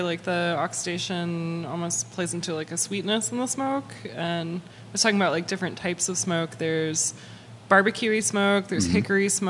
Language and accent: English; Santa Monica, California, United States; When I was a kid, when I was growing up in Santa Monica